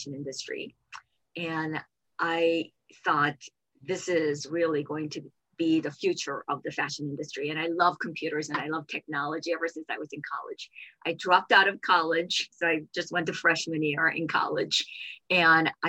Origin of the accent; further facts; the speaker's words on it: South Korea; moved away; I grew up in South Korea